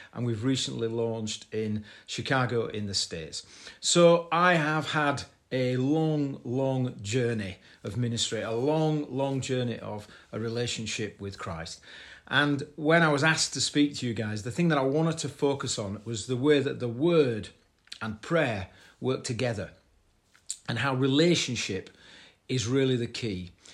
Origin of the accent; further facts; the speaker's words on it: Bradford, Yorkshire and the Humber, United Kingdom; my hometown of Bradford